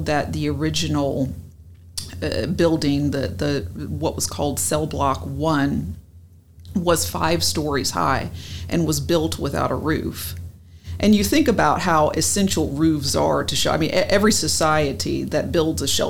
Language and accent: English; Columbia, South Carolina, United States; I grew up here in Columbia